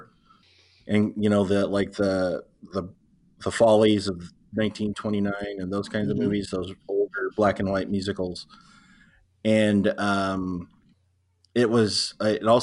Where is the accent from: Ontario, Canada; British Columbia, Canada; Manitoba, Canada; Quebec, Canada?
Manitoba, Canada; Winnipeg; I'm from Winnipeg